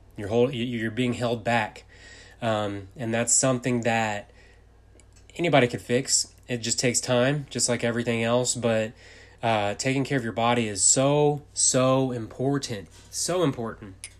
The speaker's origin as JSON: {"language": "English", "region": "Texas", "country": "United States", "said": "I'm from Texas."}